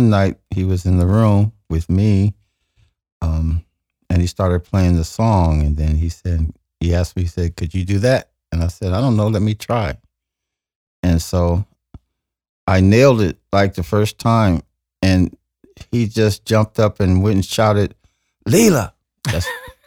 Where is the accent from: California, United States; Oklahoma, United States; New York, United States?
California, United States; Oakland; also born or lived in Monroe, Louisiana / Alameda; we were able to get a small house in a community called Sobrandy Park, which is probably at the furthest tip of East Oakland, like around 106 and East 14th. And there I grew up